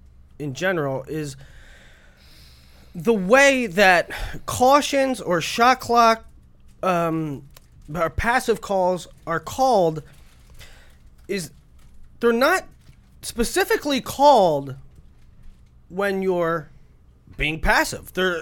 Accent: United States; I don't think that it's because I'm American and I'm used to watching folk.

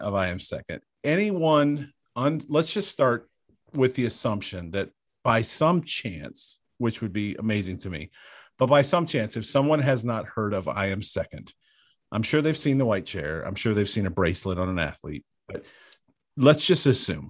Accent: Bedford, Ohio, United States; I'm from Bedford, Ohio

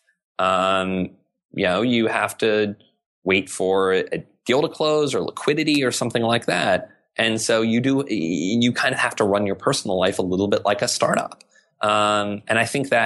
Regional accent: South Arkansas, United States; moved away; I grew up in a very rural environment. You know, I grew up in South Arkansas.

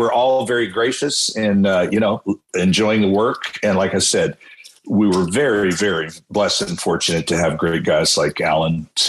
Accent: County Donegal, Ireland; You know, I'm from Donegal, which is the West Virginia of Ireland, and we're all over the pipes.

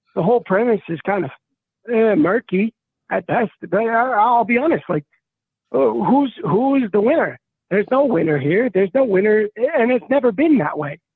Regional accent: United States; I'm an American

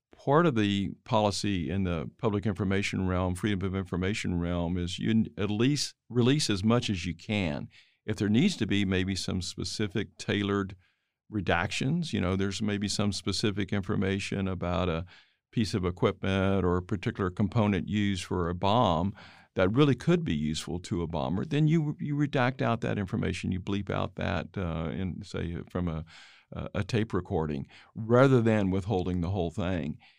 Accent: Dallas, Texas, United States; my hometown, uh, Dallas

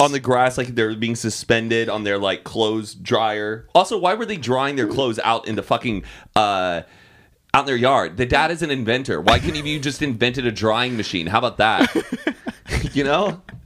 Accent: Austin, Texas, United States; I'm from Austin

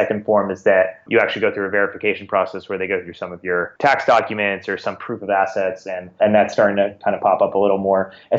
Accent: Singapore; When I was maybe about 9 or 10 years old, I grew up in Singapore. I went to an American school there, grew up in Singapore, but every summer we'd go back to California where my grandparents were.

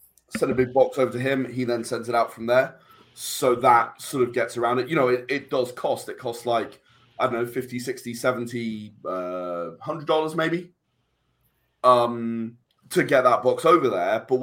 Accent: England, United Kingdom; being English

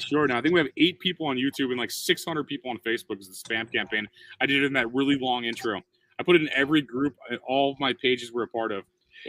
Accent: O'Fallon, Missouri, United States; moved away; One town west from there is my hometown. O'Fallon, Missouri. That's where I grew up.

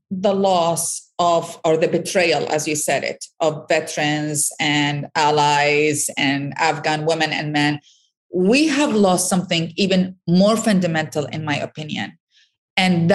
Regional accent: Iraq; now in United States; I'm from Iraq originally

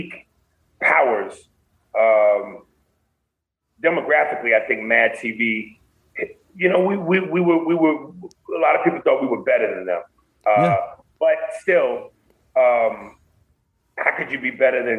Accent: New York City, New York, United States; now in Los Angeles, United States; I'm from Brooklyn. I'm from New York

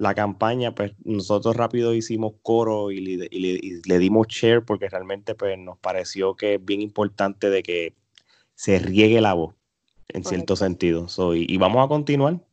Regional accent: Puerto Rico; somos puertorriqueños

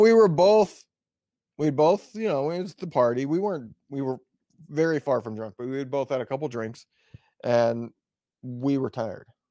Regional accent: West Lafayette, Indiana, United States; moved away; I was from West Lafayette

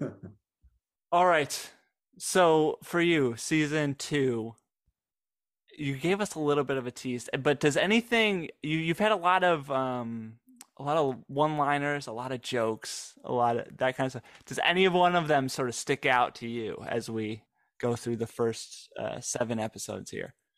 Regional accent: Michigan, United States; now in Dallas, United States; I was from Michigan

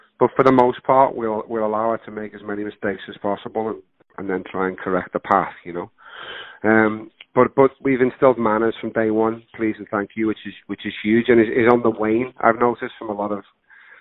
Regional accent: Liverpool, North West England, United Kingdom; accent: Scouse; now in California, United States; growing up in Liverpool, England, you know, if you've got this accent, you're going to play criminal or criminal's mate

